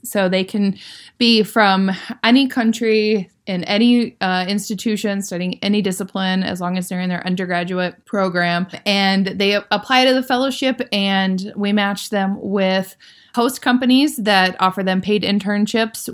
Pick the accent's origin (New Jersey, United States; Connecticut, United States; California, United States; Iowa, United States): Iowa, United States; growing up in Iowa, we were really lucky that we had a really strong public school system